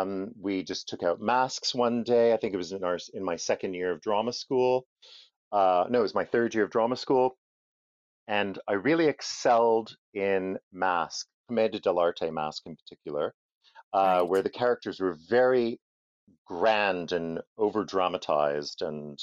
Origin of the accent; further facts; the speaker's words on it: Montreal, Quebec, Canada; moved away; also born or lived in Ottawa; I grew up in Montreal. I come from a place called Ville d'Anjou, which is in the east end of the city.